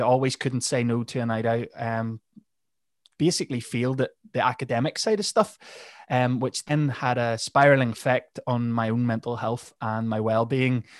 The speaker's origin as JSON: {"language": "English", "region": "Northern Ireland", "country": "United Kingdom", "said": "I am from Northern Ireland"}